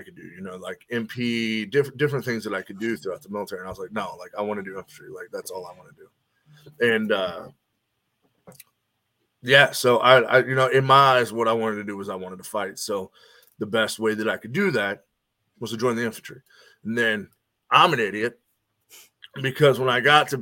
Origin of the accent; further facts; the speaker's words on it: Northern Kentucky, United States; also born or lived in Cincinnati, Ohio; now in Nashville, United States; I grew up in Northern Kentucky, right on the other side of Cincinnati.